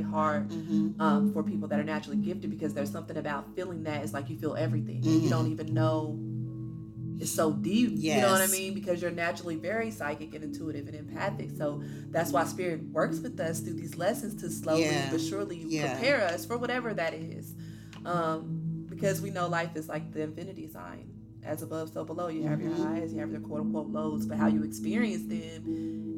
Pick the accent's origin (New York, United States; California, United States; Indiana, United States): Indiana, United States; Evansville; moved away; when I went home to Evansville, Indiana, where I'm from